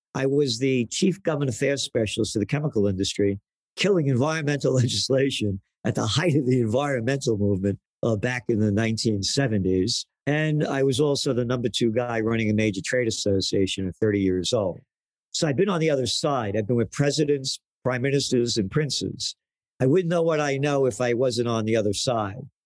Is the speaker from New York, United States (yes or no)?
yes; New York City, New York, United States; I grew up in the Bronx